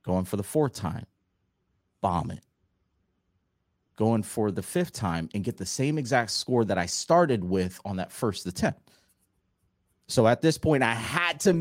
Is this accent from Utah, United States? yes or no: no; Florida, United States; I'm originally from Florida, and in Florida, you have multiple standardized tests that you have to take